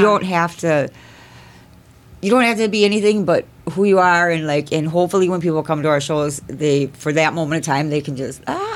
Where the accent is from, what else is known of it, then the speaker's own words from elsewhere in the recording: Circle Pines, Minnesota, United States; I grew up in Circle Pines, Minnesota, which is like pretty small townish